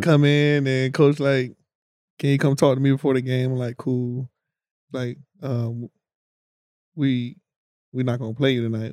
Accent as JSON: {"language": "English", "region": "North Carolina", "country": "United States", "said": "I'm from North Carolina"}